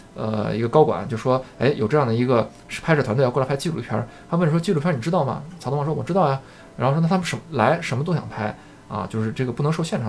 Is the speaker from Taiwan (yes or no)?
no; China; 我们中国人，呃，这话说得有点绝对啊，就是，嗯。呃，像我一样的这种普通的中国的打工仔